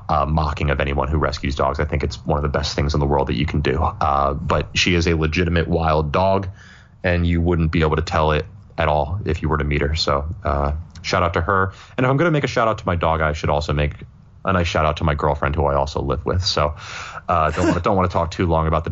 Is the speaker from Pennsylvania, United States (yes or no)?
yes; Philadelphia, Pennsylvania, United States; as a Philadelphian